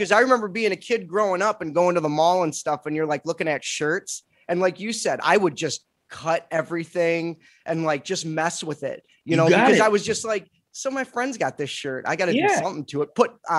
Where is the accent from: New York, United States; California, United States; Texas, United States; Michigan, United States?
Michigan, United States; Detroit; I grew up in Detroit.